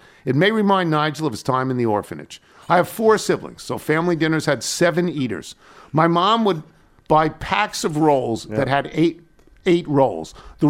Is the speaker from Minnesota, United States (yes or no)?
no; Charlottesville, Virginia, United States; I grew up in Charlottesville, and it wasn't uncommon to run into a seemingly random collection of notable people who lived in town